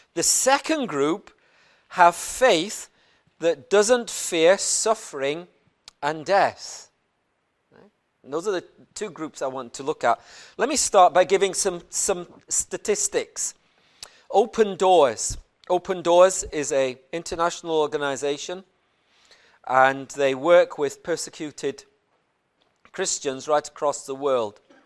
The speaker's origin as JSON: {"language": "English", "region": "Plateau", "country": "Nigeria", "tie": "born or raised there", "said": "I was born in Plateau State in the middle of Nigeria"}